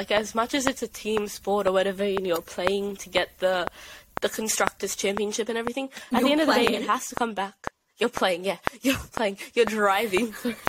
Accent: Australia; I'm not Italian. I am Australian, so I say Prema.

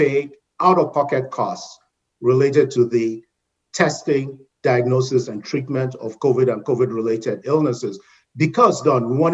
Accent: Nigeria; moved away as an adult; also born or lived in United Kingdom / Caribbean; now in North Carolina, United States; So I'm originally from Nigeria in West Africa

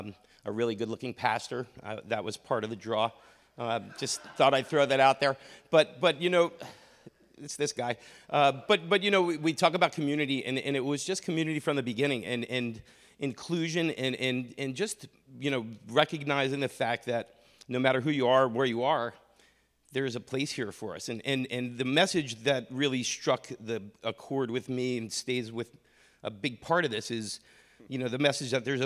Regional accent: New Jersey, United States; Yeah, so I grew up in North Jersey, raised Catholic

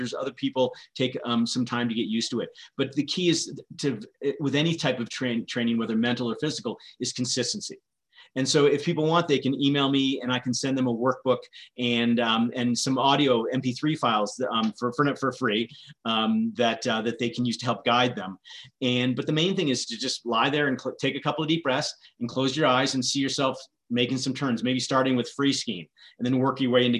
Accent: Vermont, United States; I grew up in Vermont

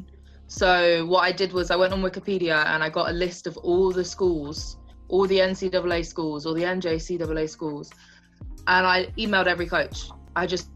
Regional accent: England, United Kingdom; moved away as an adult; also born or lived in Nebraska / South Dakota; I'm from England

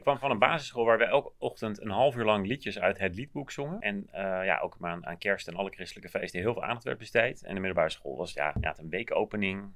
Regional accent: Maarssen, Utrecht, Netherlands; also born or lived in Groenekan; ik kwam uit Maarsje, maar vlak voordat ik naar de middelbare school ging zijn we verhuisd naar Groene Kant.

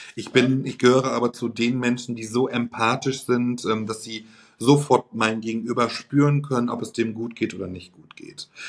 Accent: Germany; bei uns in Deutschland

